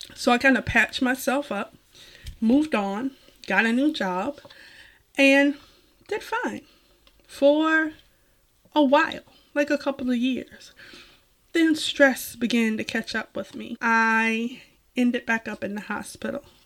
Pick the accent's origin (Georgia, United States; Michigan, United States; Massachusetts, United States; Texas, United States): Georgia, United States; Savannah; moved away; I am a former Georgian, although once a Georgian, always a Georgian